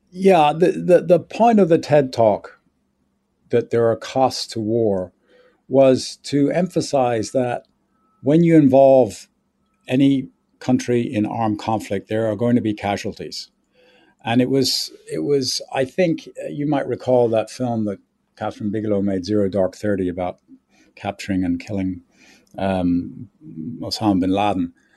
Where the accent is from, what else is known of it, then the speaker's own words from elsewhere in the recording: Ireland; moved away as an adult; now in United States; I grew up in Ireland. Um, I went to school and college there